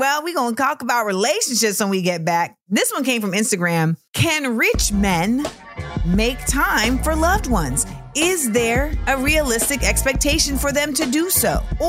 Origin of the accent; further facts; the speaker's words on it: Florida, United States; I grew up in Florida.